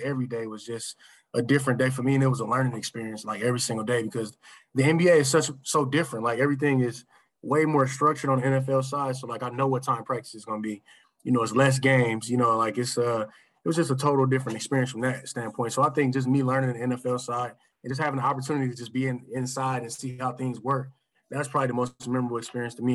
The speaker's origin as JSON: {"language": "English", "region": "Michigan", "country": "United States", "tie": "born or raised there", "said": "I grew up in Michigan, watching the Lions my whole life"}